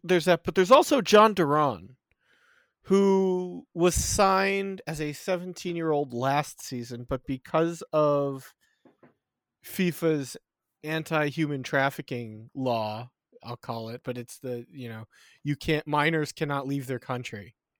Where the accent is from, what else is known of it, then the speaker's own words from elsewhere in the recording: United States; I am an American